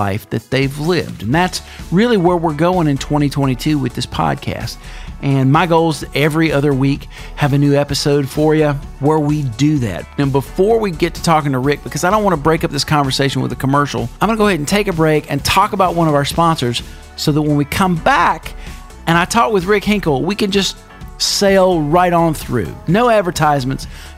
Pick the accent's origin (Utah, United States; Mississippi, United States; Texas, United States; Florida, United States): Mississippi, United States; Meridian; now in Atlanta, United States; my hometown of Meridian, Mississippi